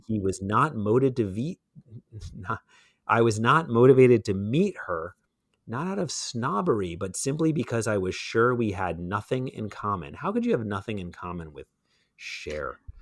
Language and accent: English; New York City, New York, United States; growing up in Brooklyn